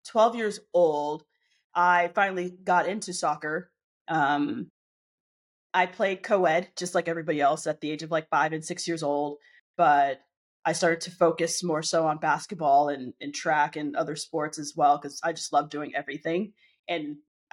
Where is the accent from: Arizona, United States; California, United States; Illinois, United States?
Arizona, United States; Glendale; I grew up in Glendale, Arizona, in the United States